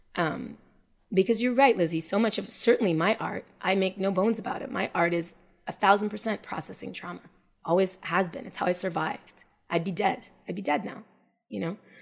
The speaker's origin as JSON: {"language": "English", "town": "Montreal", "region": "Quebec", "country": "Canada", "tie": "born or raised there", "said": "we we were both born and raised in Montreal"}